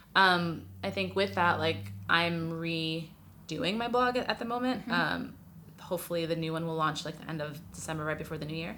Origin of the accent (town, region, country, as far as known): New York City, New York, United States; moved away as an adult; now in Los Angeles, United States